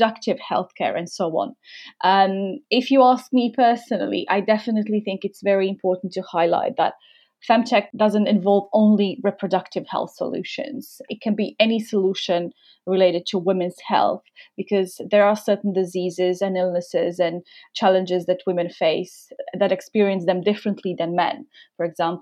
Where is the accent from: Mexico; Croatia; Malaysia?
Croatia; moved away as an adult; now in London, United Kingdom; I moved to London from Croatia. My roots are, I'm from Croatia originally.